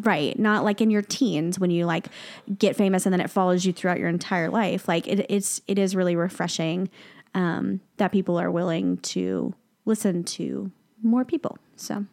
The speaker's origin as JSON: {"language": "English", "region": "the South", "country": "United States", "said": "I'm from the South"}